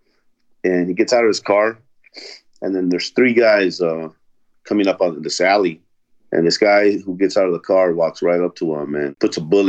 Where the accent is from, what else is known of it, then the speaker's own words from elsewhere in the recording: Los Angeles, California, United States; also born or lived in El Salvador; I was brought here when I was 2 years old to Los Angeles by my parents